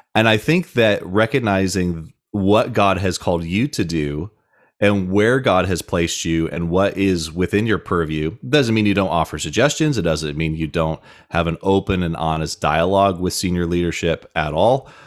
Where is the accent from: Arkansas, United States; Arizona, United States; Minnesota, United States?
Arizona, United States; Tucson; moved away as an adult; now in Idaho, United States; I grew up in Tucson, Arizona